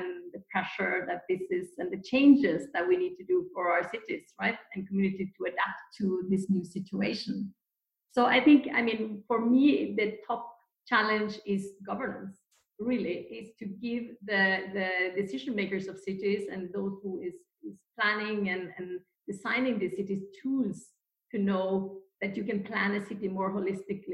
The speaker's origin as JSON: {"language": "English", "country": "Norway", "said": "I'm from Norway"}